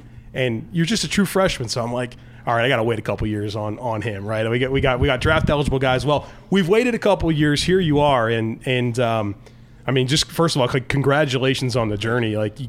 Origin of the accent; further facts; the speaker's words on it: Weddington, North Carolina, United States; I'm from Weddington, North Carolina. I went to Weddington High School.